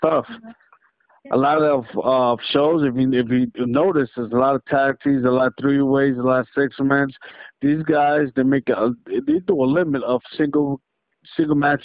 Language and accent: English; New York City, New York, United States; in New York City. It was my hometown